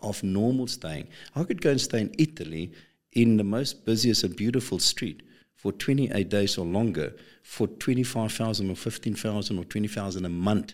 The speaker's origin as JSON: {"language": "English", "country": "South Africa", "said": "we South Africans"}